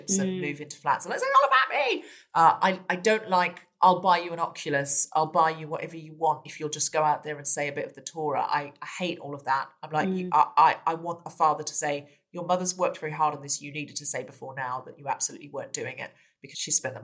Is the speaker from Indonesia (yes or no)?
no; Gold Coast, Queensland, Australia; moved away; I was brought up on the beach in Australia